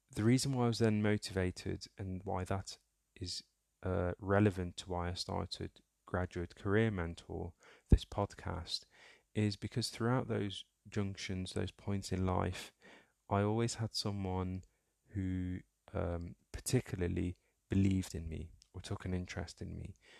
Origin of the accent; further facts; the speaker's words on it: Somaliland, Somalia; I was born in Africa, in, uh, the Horn of Africa, East Africa to be specific, um, in a small country called Somaliland, um, and specifically towards the border with Ethiopia.